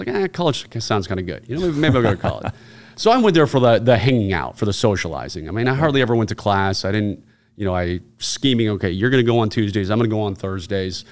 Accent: Virginia, United States; Virginia, where I'm born and raised

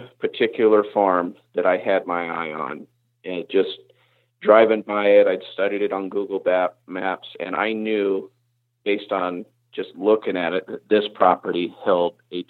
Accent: the South, United States; now in Indiana, United States; And I was not coming from the South where I grew up, I was not prepared for that.

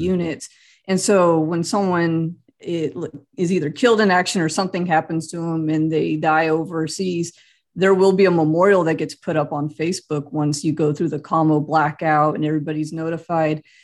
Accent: Central California, United States; moved away as an adult; now in Kansas, United States; I grew up in Central California

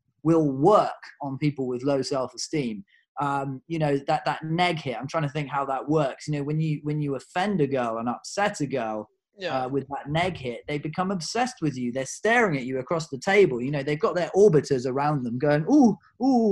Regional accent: United Kingdom; I'm a Brit

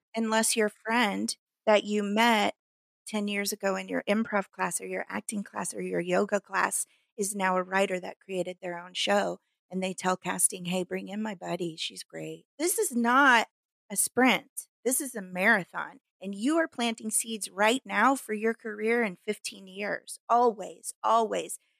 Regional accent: Midwest, United States; accent: hick; now in Los Angeles, United States; because I was raised in the Midwest.

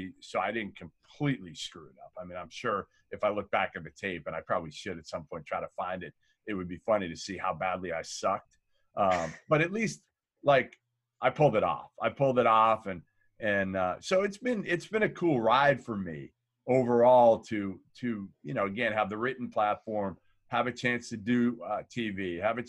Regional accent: Boston, Massachusetts, United States; growing up in Boston

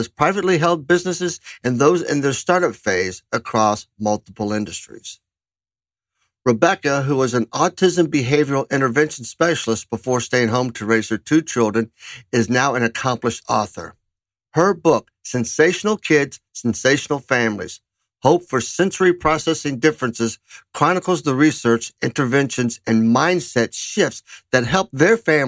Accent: Kentucky, United States; my home state of Kentucky

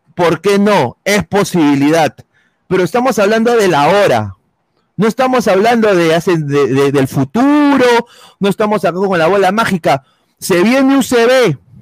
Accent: Peru; como peruanos

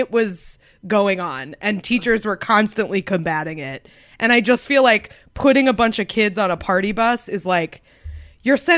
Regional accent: Concord, New Hampshire, United States; Concord, New Hampshire.

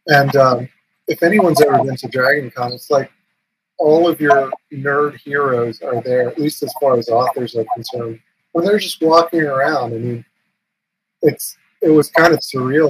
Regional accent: United States; English is a second language; also born or lived in India / North Carolina; I'm from India, but I was raised in America, so I have a different perspective on my Indian heritage

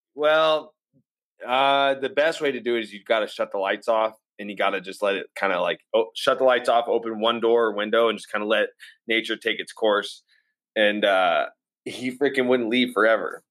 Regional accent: Otis Orchards, Washington, United States; also born or lived in Aurora, Colorado / Spokane, Washington; I was born in Aurora, Colorado. Um, okay. Parents split up and then we, every, we, they split up here in Spokane. So we moved from Aurora to Spokane, and then uh, I grew up in a little town called Otis Orchards

